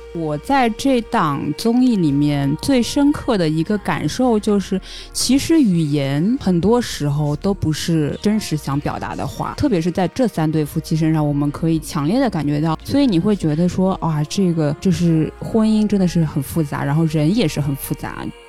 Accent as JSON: {"language": "Chinese", "country": "China", "said": "因为国内其实我们中国人不太就是愿意把离婚这件事情放到一些台面和大众的视野上面来讲嘛"}